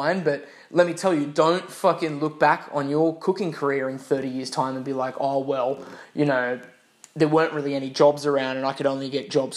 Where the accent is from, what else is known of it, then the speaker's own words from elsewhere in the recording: Australia; moved away as an adult; originally coming from Australia